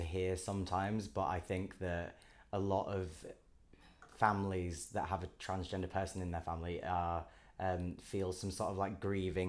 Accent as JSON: {"language": "English", "town": "Leeds", "region": "Yorkshire and the Humber", "country": "United Kingdom", "tie": "born or raised there", "also_born_or_lived": "Brighton", "moved": "yes"}